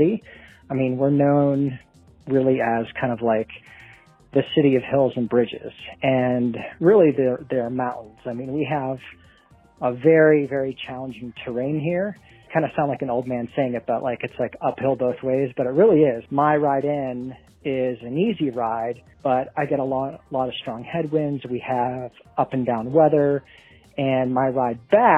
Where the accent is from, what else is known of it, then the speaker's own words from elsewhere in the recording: Pittsburgh, Pennsylvania, United States; I'm from Pittsburgh, Pennsylvania